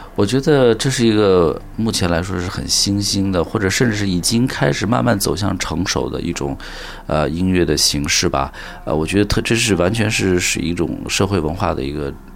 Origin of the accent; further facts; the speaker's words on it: China; 我们从小在中国长大，我们是喝中国水，吃中国饭，然后在文化，中国文化滋养下长大的